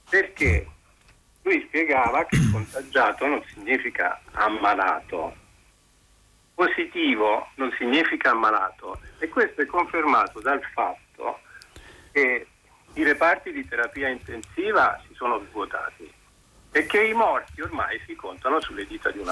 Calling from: Pisa, Tuscany, Italy; chiamo …, sono da Pisa.

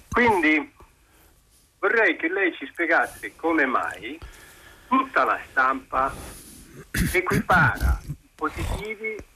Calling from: Pisa, Tuscany, Italy; chiamo …, sono da Pisa.

